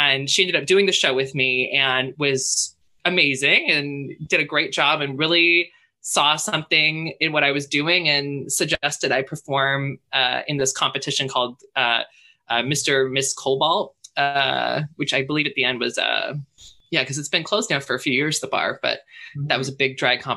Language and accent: English; Squamish, British Columbia, Canada; growing up in Squamish